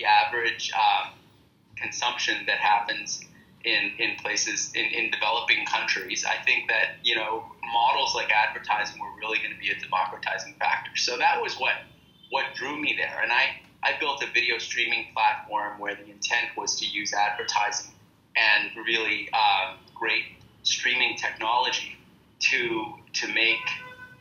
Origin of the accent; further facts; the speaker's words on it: Canada; moved away as an adult; also born or lived in India; I'm born and raised in Canada, and I have my family, my parents here